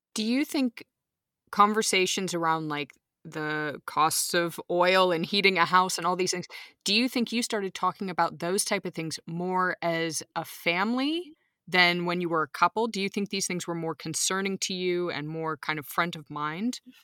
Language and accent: English; Austin, Texas, United States; now in Munich, Germany; growing up in Austin, Texas